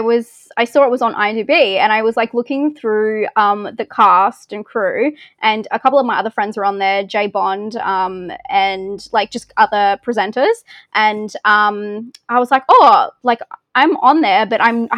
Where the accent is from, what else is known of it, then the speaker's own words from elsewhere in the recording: Australia; accent: Australian; I say it with my weird Australian accent